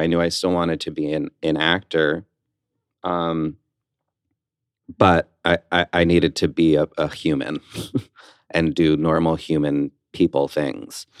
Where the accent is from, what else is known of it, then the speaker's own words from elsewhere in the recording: West Orange, New Jersey, United States; I grew up in West Orange, New Jersey.